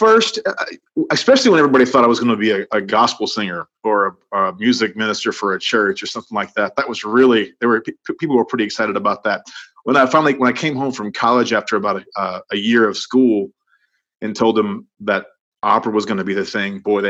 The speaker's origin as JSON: {"language": "English", "town": "Cut and Shoot", "region": "Texas", "country": "United States", "tie": "born or raised there", "said": "Well, Cut and Shoot, Texas is outside of Conroe, which is outside of Houston. It's right in the middle of the Piney Woods of East Texas."}